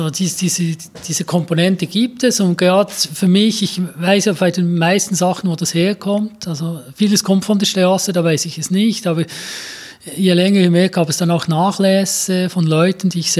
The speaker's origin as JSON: {"language": "German", "town": "Grenchen", "region": "Solothurn", "country": "Switzerland", "tie": "born or raised there", "said": "ich bin in Gähnchen aufgewachsen, ja. das ist so das Detroit der Schweiz, also 70er Jahre äh, Uhrenindustriezusammenbruch, ein Viertel der Bevölkerung weniger."}